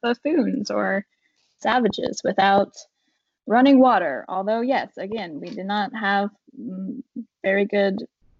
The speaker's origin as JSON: {"language": "English", "region": "Appalachia", "country": "United States", "tie": "born or raised there", "said": "not just Appalachia, but I do believe that in smaller rural communities, what is easily overlooked in cities becomes unignorable in small towns."}